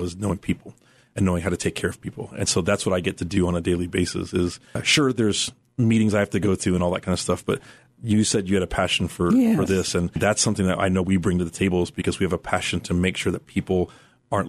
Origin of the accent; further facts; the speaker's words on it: Philippines; I'm Filipino